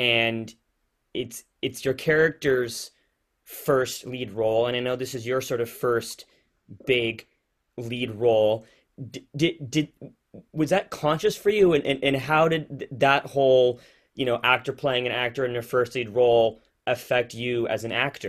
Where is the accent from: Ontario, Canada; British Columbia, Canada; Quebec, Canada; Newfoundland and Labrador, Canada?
British Columbia, Canada; Victoria; also born or lived in Toronto; I'm in Victoria right now. Victoria, okay. Yeah, I grew up here, but spent the last 2.5 years in Toronto before I moved back due to COVID